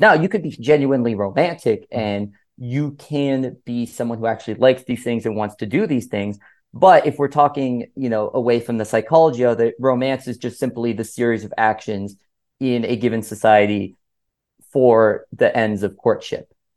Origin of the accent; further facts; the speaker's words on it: Miami, Florida, United States; I'm from Miami